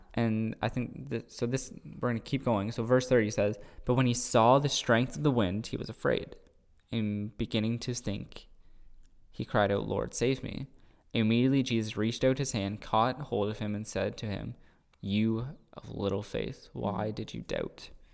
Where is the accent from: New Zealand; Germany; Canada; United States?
Canada; Cambridge, Ontario; I'm from Cambridge